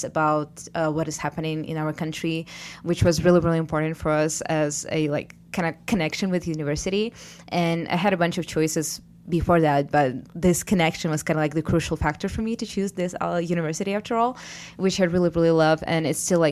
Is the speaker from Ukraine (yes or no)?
yes; Ukraine; moved away as an adult; now in Alfred, United States; we are from Ukraine, two of us here